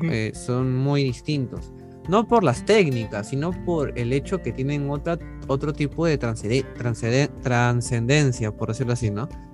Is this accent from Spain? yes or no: no; Peru; soy estudiante de la carrera de psicología, soy de Perú